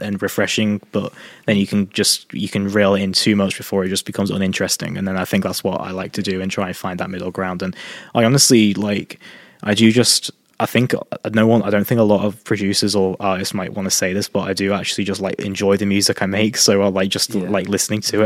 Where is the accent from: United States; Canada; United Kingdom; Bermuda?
United Kingdom; Chester, North West England; moved away as an adult; also born or lived in Preston; now in Carlisle, United Kingdom; Chester, Cheshire. It's my hometown.